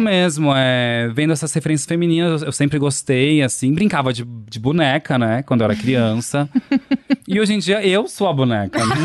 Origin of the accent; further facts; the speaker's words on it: Poços de Caldas, Minas Gerais, Brazil; Eu sou de Poços de Caldas, interior de Minas Gerais